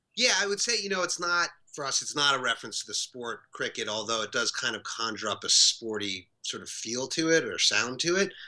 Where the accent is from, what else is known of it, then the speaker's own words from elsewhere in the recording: New York City, New York, United States; we grew up together in New York City.